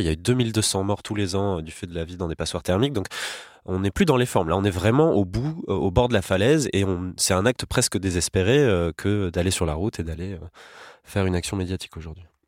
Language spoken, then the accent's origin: French; France; chez nous en France